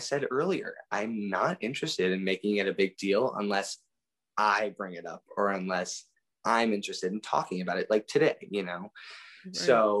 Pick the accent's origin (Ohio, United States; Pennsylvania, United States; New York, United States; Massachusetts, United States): Pennsylvania, United States; born there; So it was actually quite a hassle because I was born in Pennsylvania.